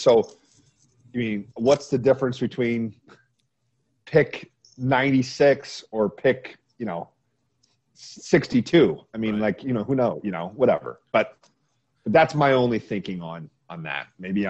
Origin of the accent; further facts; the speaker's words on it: Adrian, Michigan, United States; I grew up in Adrian, Michigan.